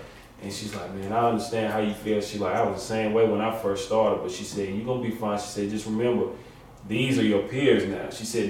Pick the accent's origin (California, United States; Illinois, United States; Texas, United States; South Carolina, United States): South Carolina, United States; Jonesville; I'm a 22-year-old college kid. I'm from Jonesville, South Carolina, a small town with three lights in our whole town.